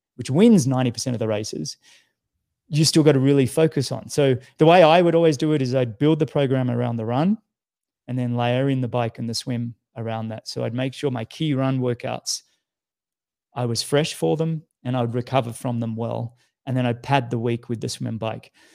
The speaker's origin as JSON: {"language": "English", "country": "Australia", "said": "you know what it's like being an Australian."}